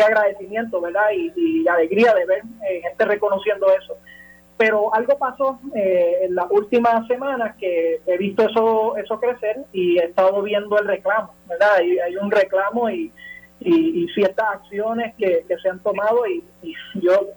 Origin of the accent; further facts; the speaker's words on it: Puerto Rico; En Puerto Rico la mayoría evidentemente somos, somos hispanos